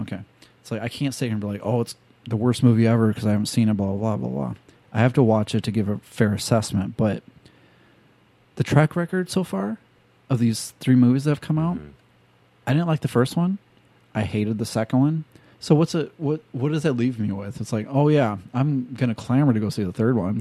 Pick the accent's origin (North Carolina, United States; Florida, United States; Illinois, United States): Illinois, United States; because I'm from Illinois